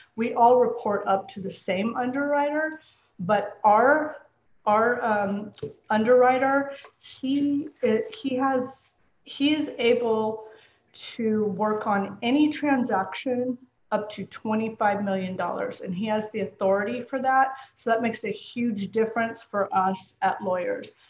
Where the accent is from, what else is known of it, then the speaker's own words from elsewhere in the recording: San Francisco Bay Area, California, United States; moved away as an adult; now in Los Angeles, United States; I grew up in the San Francisco Bay Area.